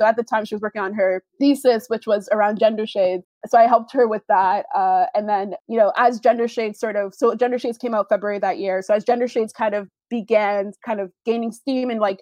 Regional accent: Canada; I'm Canadian

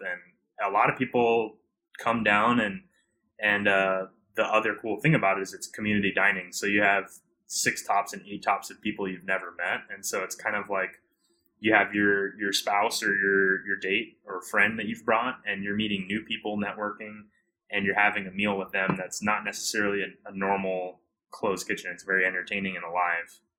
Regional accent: Hawaii, United States; I'm from Hawaii originally, so I grew up with a lot of the farmers and a lot of their children

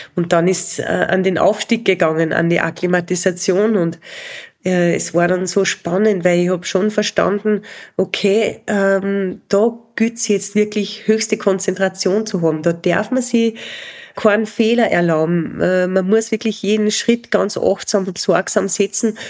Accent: Spital am Pyhrn, Upper Austria, Austria; in Spital am Büren, da wo ich aufgewachsen bin.

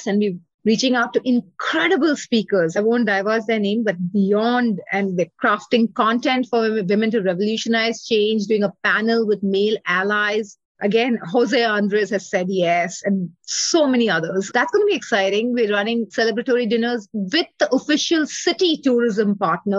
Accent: India; now in Chicago, United States; I grew up in India

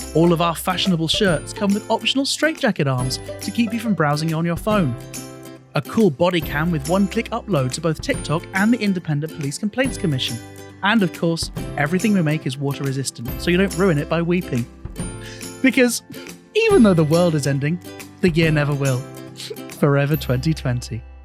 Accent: Bristol, South West England, United Kingdom; now in Japan; my hometown of Bristol in the U K

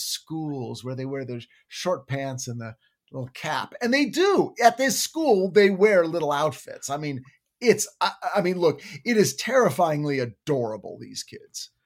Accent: United States; as an American

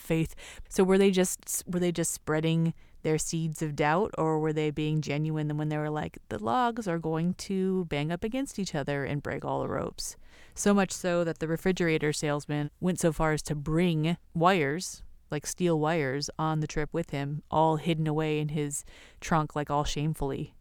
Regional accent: California, United States

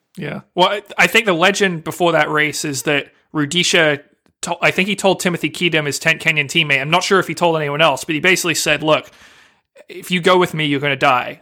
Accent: Northeast, United States; I'm from the Northeast

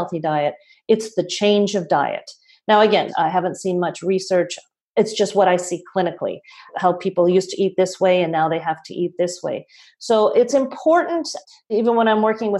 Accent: Toronto, Ontario, Canada; I'm from Toronto

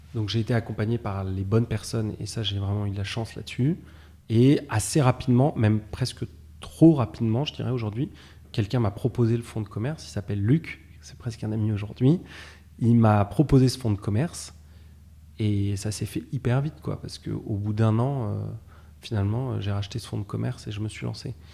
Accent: Versailles, Île-de-France, France; moved away as an adult; also born or lived in Paris; now in Nantes, France; j'ai grandi euh, essentiellement à Versailles, à côté de Paris

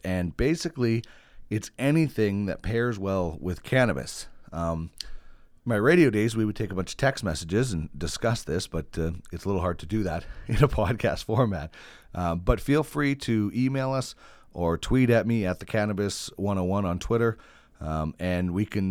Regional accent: Brandon, Manitoba, Canada; now in Edmonton, Canada; My background is I was from Brandon, Manitoba. Started into broadcasting in 1997.

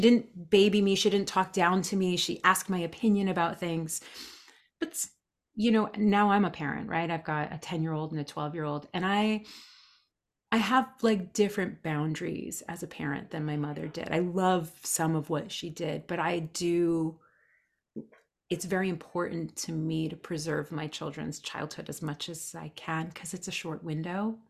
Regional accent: New Jersey, United States; born and raised in New Jersey

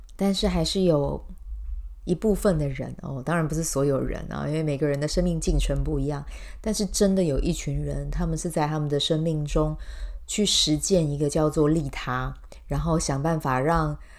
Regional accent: Taiwan; 我们台湾人

